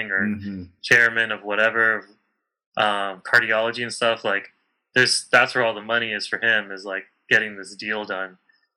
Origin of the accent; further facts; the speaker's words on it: Southern California, United States; growing up in Southern California